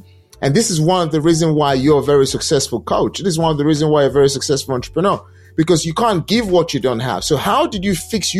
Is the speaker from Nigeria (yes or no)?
yes; Nigeria; English is a second language; moved away; Because I'm Nigerian descent. I mean, not Nigerian descent. I relocated from Nigeria way back. And at the end of the day, came to this country. I did not speak English language the way people speak English language here.